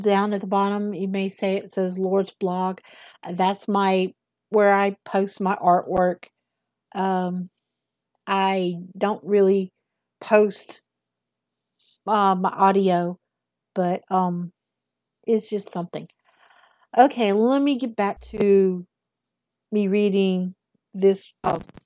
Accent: the South, United States; accent: southern; I have a southern accent, big time southern

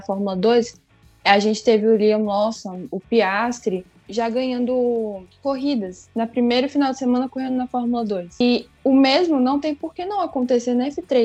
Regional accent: Brazil; eu sou brasileira

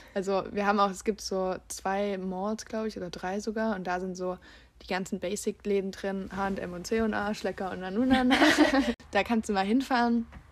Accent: Leipzig, Saxony, Germany; moved away as an adult; now in Bulgaria; Ich, wir kommen ja aus Leipzig und ich habe mhm. äh, in Leipzig auch Jura studiert

